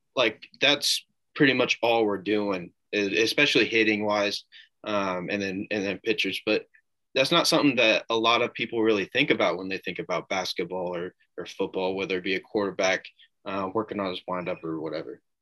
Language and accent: English; Noblesville, Indiana, United States; in my hometown of Noblesville